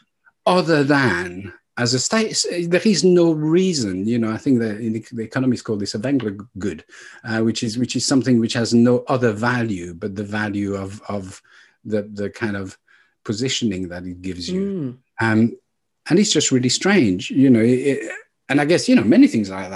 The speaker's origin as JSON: {"language": "English", "area": "Burgundy", "region": "Bourgogne-Franche-Comté", "country": "France", "tie": "born or raised there", "moved": "yes", "said": "we come from Burgundy"}